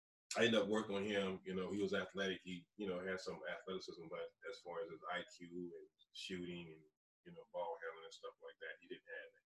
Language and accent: English; New Iberia, Louisiana, United States; moved away as an adult; also born or lived in Alabama; now in Indiana, United States; I'm originally from New Iberia, Louisiana. It's southwest Bayou country.